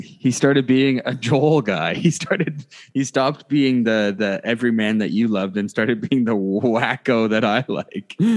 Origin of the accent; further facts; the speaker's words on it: Canada; we are Canadian.